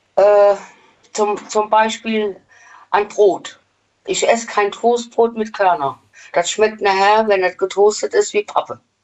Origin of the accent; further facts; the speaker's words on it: Westerwald, Rhineland-Palatinate, Germany; Aus dem Westerwald